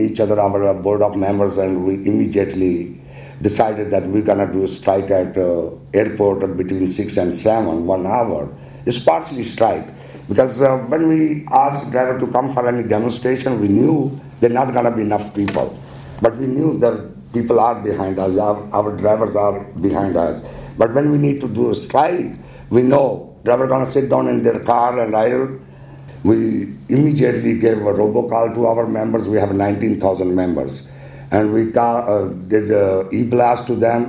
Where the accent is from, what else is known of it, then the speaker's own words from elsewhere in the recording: Pakistan; now in New York City, United States; I'm from Pakistan.